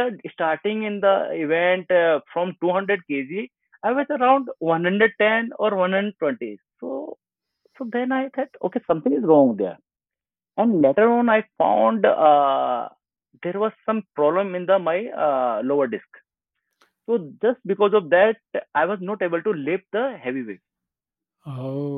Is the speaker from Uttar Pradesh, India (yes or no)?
yes; Modinagar, Uttar Pradesh, India; I born and brought up in Modinagar. That's just around 40 kilometers far from this Delhi.